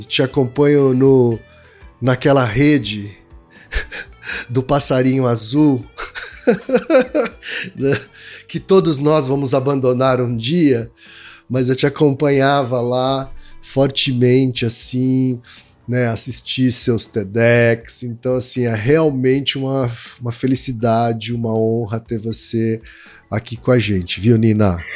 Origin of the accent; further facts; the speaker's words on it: Osasco, São Paulo, Brazil; also born or lived in Maringá, Paraná; É, mas eu cresci em Osasco